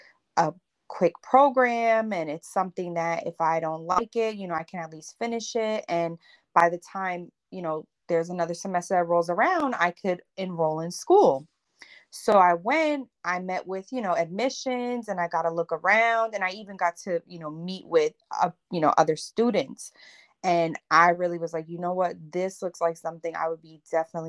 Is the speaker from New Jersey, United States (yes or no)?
yes; Northern New Jersey, United States; I'm from Northern New Jersey. In a small town.